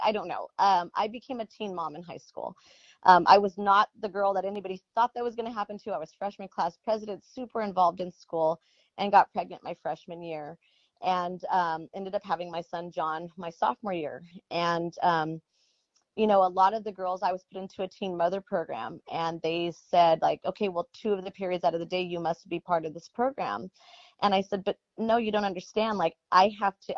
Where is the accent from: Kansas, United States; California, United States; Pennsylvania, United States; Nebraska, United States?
California, United States; Coachella Valley, Southern; growing up in the Coachella Valley, um, it's Southern California